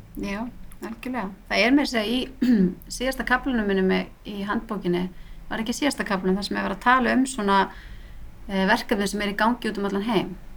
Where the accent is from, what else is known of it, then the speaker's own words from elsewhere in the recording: Reykjavík, Capital Region, Iceland; moved away as an adult; also born or lived in Barcelona, Spain; ég bara stelpa á breyðhaldi alveg upp í dúbnuhólum alla tíð